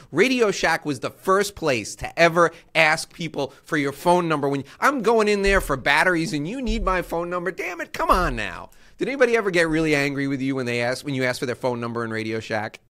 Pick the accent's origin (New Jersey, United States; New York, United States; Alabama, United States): New York, United States; I grew up in New York my whole life